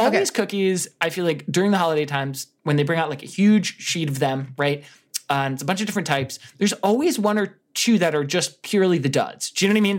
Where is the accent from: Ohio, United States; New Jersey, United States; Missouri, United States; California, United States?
New Jersey, United States; growing up in New Jersey, everybody would go to these Italian bakeries near me